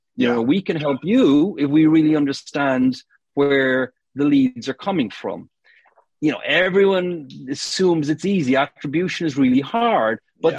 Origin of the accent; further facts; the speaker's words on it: Cork, Munster, Ireland; moved away as an adult; now in United Kingdom; I'm from Cork in Ireland originally